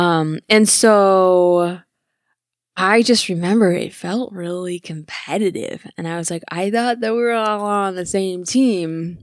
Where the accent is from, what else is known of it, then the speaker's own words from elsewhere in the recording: Michigan, United States; I'm from Michigan